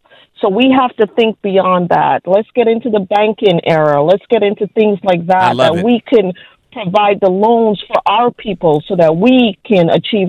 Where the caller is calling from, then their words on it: New Jersey, United States; I'm calling from New Jersey.